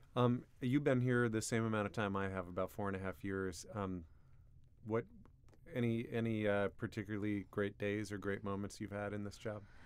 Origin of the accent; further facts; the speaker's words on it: Port Angeles, Washington, United States; my hometown of Port Angeles